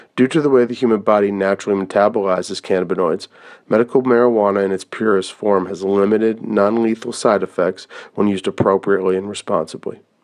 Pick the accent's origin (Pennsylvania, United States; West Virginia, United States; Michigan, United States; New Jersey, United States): Pennsylvania, United States; my home state of Pennsylvania